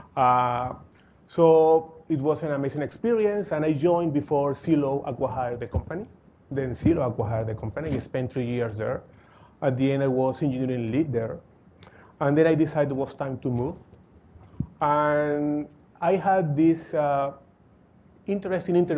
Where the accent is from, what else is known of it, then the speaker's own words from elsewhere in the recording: Caracas, Capital District, Venezuela; moved away as an adult; now in New York, United States; I grew up in Caracas, Venezuela